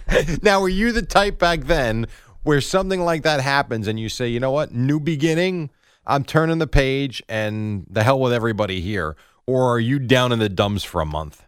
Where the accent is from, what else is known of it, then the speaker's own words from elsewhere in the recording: New Jersey, United States; I've been in Jersey since I'm two years old.